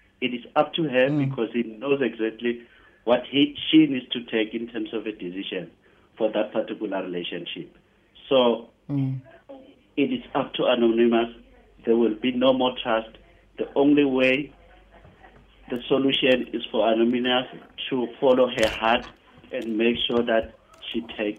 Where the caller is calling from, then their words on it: Polokwane, Limpopo, South Africa; I'm calling you from Polokwane.